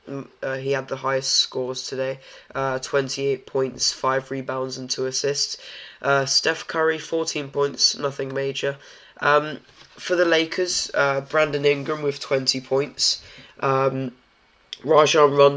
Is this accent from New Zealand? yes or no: no; Poland; I'm from Poland